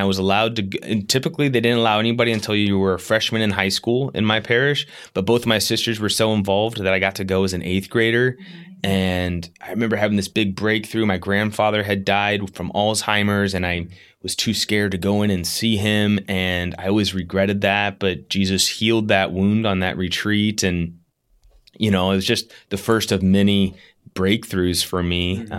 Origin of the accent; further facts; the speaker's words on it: Yorktown, Virginia, United States; I grew up in Yorktown, Virginia, and my family and I just moved here from Virginia Beach, which is about 40 minutes southeast of Yorktown, just three and a half weeks ago.